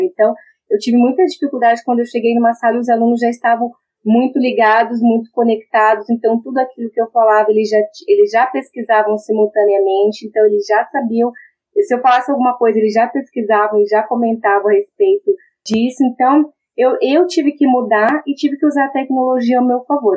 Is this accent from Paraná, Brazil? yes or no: yes; Maringá, Paraná, Brazil; Já que eu sou de Maringá, dá para perceber pelo sotaque, né? Eu sou nascida em Maringá